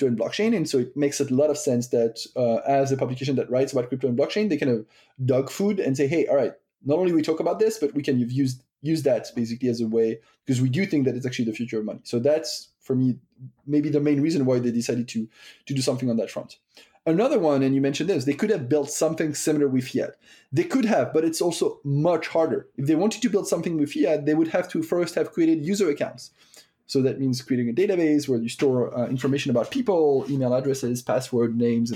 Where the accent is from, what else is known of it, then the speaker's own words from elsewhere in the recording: France; accent: French; English is a second language; now in United States; I'm French, as you might have guessed with my accent at this point, and I live in the US